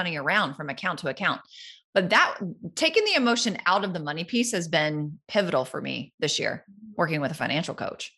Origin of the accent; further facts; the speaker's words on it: the Carolinas, United States; now in Florida, United States; I grew up in the Carolinas